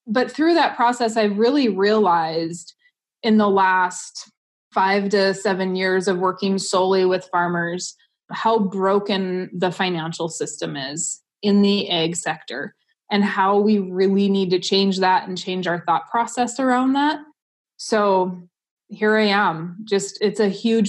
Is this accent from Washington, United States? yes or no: no; Southwest North Dakota, United States; I grew up in Southwest North Dakota